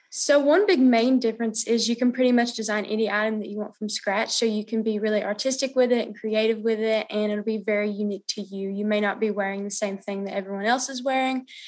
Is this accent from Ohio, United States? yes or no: no; Clinton, Tennessee, United States; from Clinton, Tennessee, and I go to Clinton High School